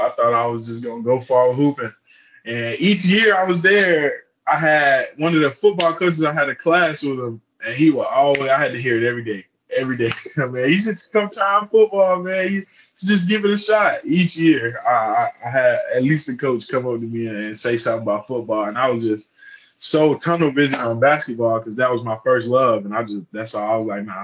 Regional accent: Charlotte, North Carolina, United States; moved away as an adult; also born or lived in Fort Mill, South Carolina / Kansas; now in Gainesville, United States; I'm from Charlotte, North Carolina. I went to high school in Fort Mill, South Carolina.

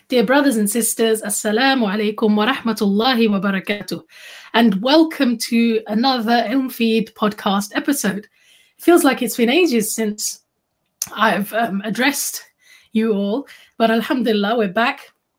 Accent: London, United Kingdom; I grew up in the 80s and 90s in London

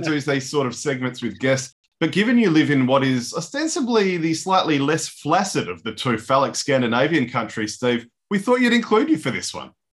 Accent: Ireland; as an Irishman

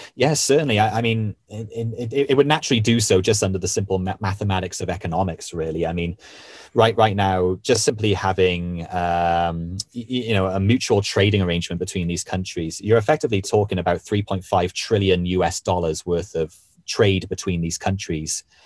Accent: Wales, United Kingdom; where I was born and raised in Wales

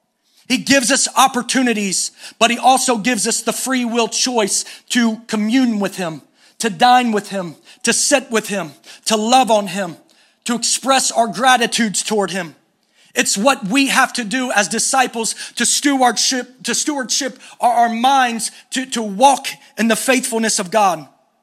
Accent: East Coast, United States; We're from the East Coast. West Coast is a little different

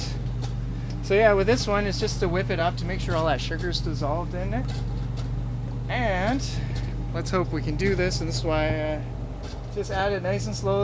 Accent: British Columbia, Canada; I'm from here

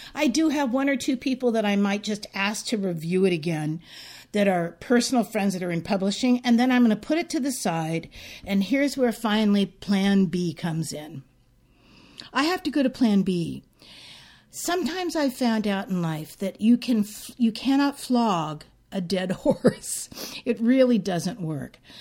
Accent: San Francisco, California, United States; growing up in San Francisco

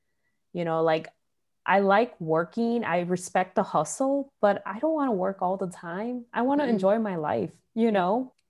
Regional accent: Chicago, Illinois, United States; I think part of it is from growing up in Little Village

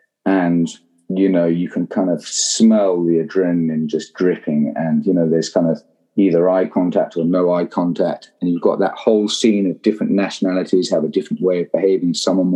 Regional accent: London, United Kingdom; accent: Southeast London; I turned up to Eton when I was 13, and with my Southeast London accent, which let's say did not go down at all well with the poshies.

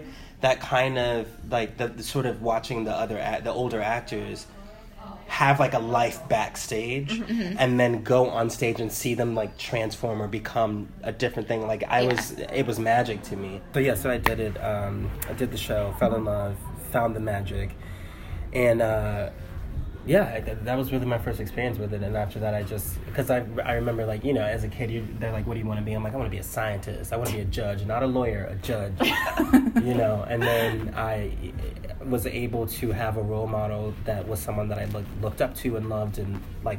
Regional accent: Chicago, Illinois, United States; I have an uncle here. I'm from Chicago.

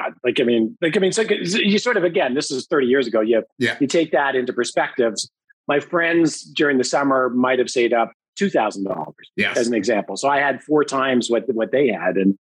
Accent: Thornhill, Ontario, Canada; I grew up in Thornhill and grew up in a Catholic family

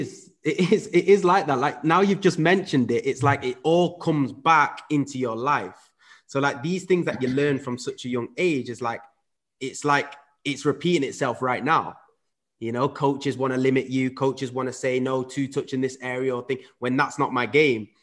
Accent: England, United Kingdom; also born or lived in Netherlands / Huddersfield; I grew up in England, so at five, I moved over to, to, to the U K, uh, where my dad then moved to Huddersfield

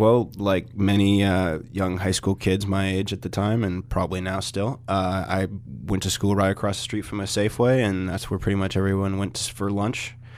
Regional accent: United States; being American

